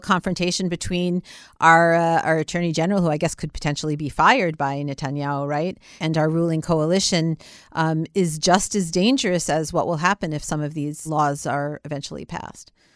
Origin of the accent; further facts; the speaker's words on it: United States; now in Israel; being an American Israeli